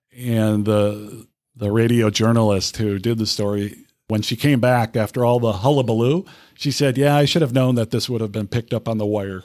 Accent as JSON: {"language": "English", "town": "Winona", "region": "Minnesota", "country": "United States", "tie": "born or raised there", "also_born_or_lived": "Hartford, Connecticut / Lynchburg, Virginia", "moved": "as an adult", "lives_now": "Rochester, United States", "said": "growing up in Winona, Minnesota"}